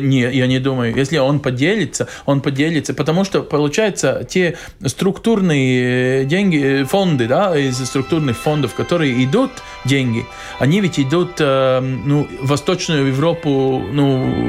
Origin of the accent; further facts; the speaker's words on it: Latvia; как латыш